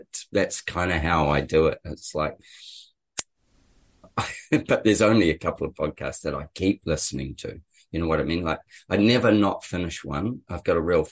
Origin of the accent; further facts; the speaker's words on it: New Zealand; moved away as an adult; also born or lived in England / Brisbane; now in Sunshine Coast, Australia; we're both Kiwis, actually. We're both New Zealanders, and we'd known each other in New Zealand